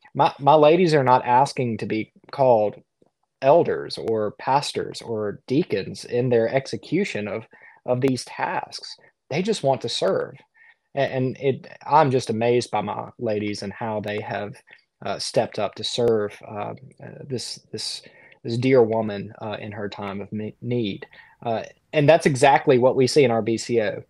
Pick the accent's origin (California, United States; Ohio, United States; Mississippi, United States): Mississippi, United States; South Central; now in Conway, South Carolina; I'm from the Deep South. I'm from, um, South Central Mississippi.